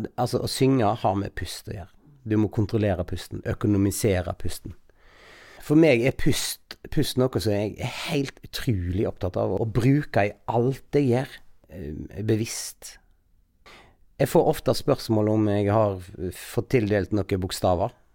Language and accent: Norwegian; Bømlo, Vestland, Norway; jeg er fra Bømlo